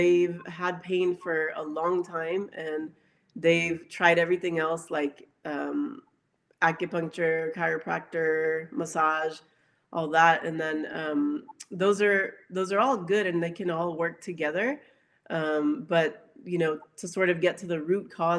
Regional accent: Dallas, Texas, United States; I was actually born in Dallas, Texas

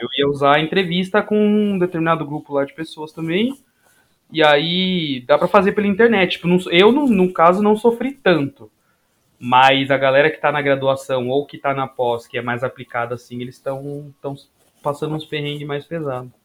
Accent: Guarulhos, São Paulo, Brazil; also born or lived in Limeira; eu sou de Guarulhos, da, da terra do aeroporto

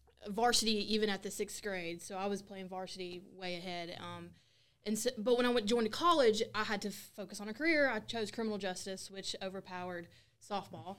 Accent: Tupelo, Mississippi, United States; moved away; I'm from Tupelo, Mississippi. I went to a different high school than the local people around here.

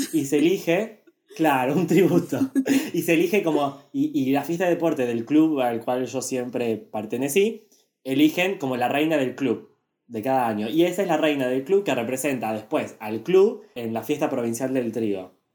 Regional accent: Argentina; nosotros somos argentinos

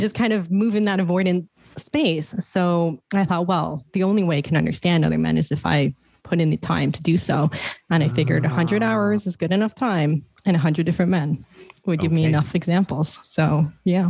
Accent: Toronto, Ontario, Canada; moved away; I'm originally from Toronto

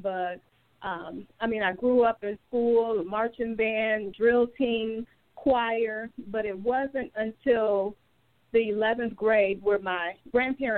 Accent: Detroit, Michigan, United States; I am a resident born and raised in the city of Detroit. I went to Mumford High School.

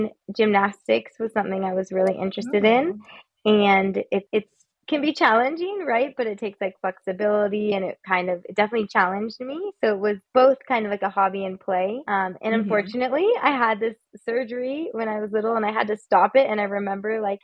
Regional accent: California, United States; moved away as an adult; also born or lived in Santa Barbara / San Francisco; I grew up in California, and that was basically where I lived until I ventured abroad

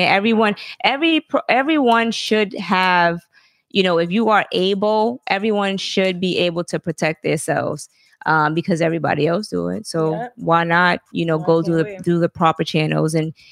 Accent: the South, United States; I'm from the South

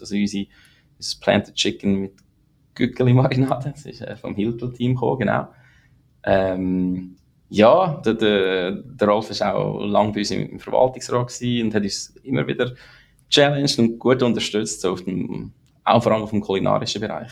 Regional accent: Lucerne, Switzerland; moved away as an adult; also born or lived in St. Gallen; now in United States; ich bin in Zorsi im Kanton Luzern aufgewachsen, eher ländlich

